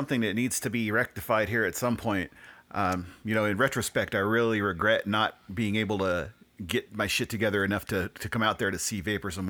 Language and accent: English; California, United States; I always feel like I'm a Californian who just happens to be living here.